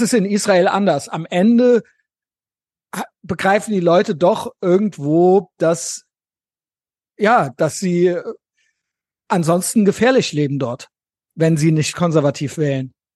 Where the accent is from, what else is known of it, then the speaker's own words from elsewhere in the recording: West Germany, Germany; ich bin ja so ein richtiger westdeutscher Kindheit, Jugend und so weiter